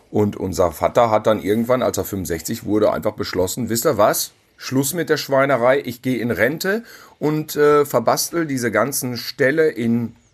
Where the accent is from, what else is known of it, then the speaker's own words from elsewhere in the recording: North Rhine-Westphalia, Germany; Ja, ja, und wir sind zusammen aufgewachsen in Ostwestfalen auf dem Lande auf einem Bauernhof.